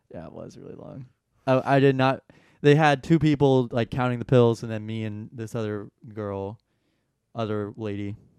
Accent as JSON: {"language": "English", "town": "Atlanta", "region": "Georgia", "country": "United States", "said": "I'm from Atlanta"}